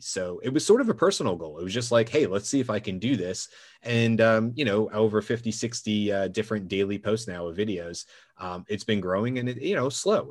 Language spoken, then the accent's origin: English; Georgia, United States; my parents were born and raised in Brooklyn, uh, but I spent most of my life growing up in Georgia.